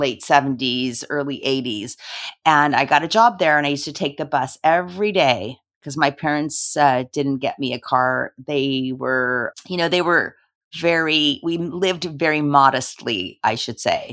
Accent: Los Angeles, California, United States; I was born in Los Angeles, and I am a daughter of two immigrants

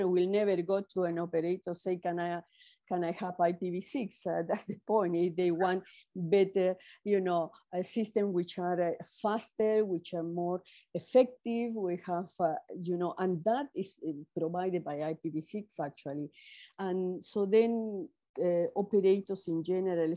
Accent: Peru; I'm Latin American, I'm Peruvian

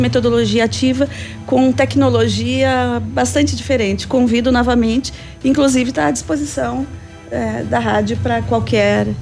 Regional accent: Rio Grande do Sul, Brazil; also born or lived in Tocantins; now in Pato Branco, Brazil; Eu sou gaúcha, mas uhum. eu estava no norte, eu tá estava no Tocantins

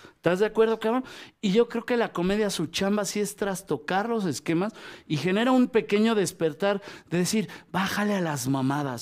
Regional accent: Mexico City, Mexico; tenemos la prestación como chilango

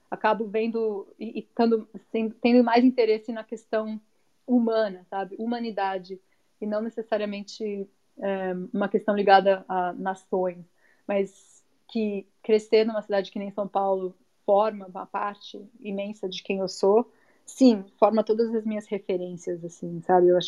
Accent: United States; born there; eu nasci aqui, {S1} né, nos Estados Unidos, porque eles vieram uma bolsa da, da USP estudar aqui por um tempo e eu fui um acidente.

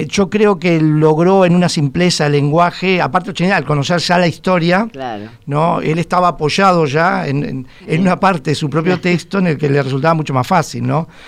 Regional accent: Montevideo, Uruguay; vamos a ver si nos reconquista nosotros como, como montevideanos.

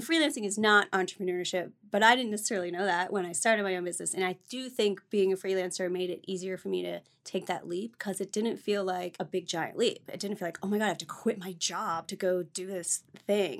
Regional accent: Ohio, United States; moved away as an adult; also born or lived in Granville, Ohio / Colorado; Originally, I'm from Ohio

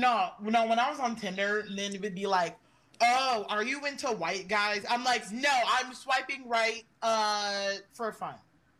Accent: Austin, Texas, United States; I'm not from the South. I'm from Austin. I'm not from the South. Austin, Texas is not in the South.

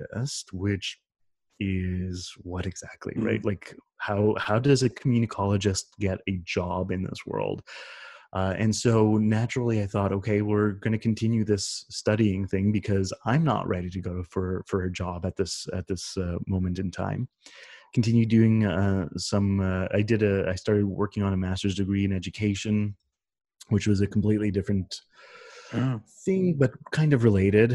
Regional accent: Canada; as a Canadian kid

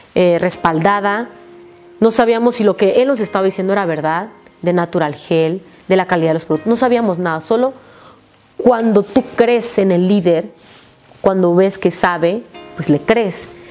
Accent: Jalpa de Méndez, Tabasco, Mexico; porque vivo, soy de Tabasco, allá se da muchísimo el mango

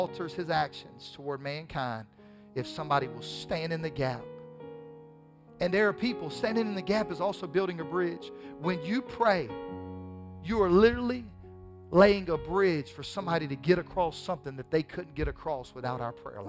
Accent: the South, United States; accent: southern drawl; a lot of us have a southern drawl

